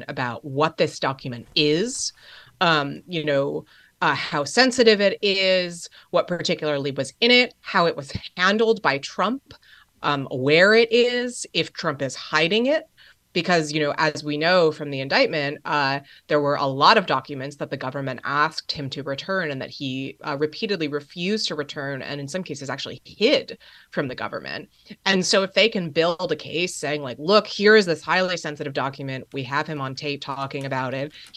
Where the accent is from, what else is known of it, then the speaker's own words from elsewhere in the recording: New Jersey, United States; Bedminster, New Jersey, which I have to say is in my home state, so I have a bit of state pride there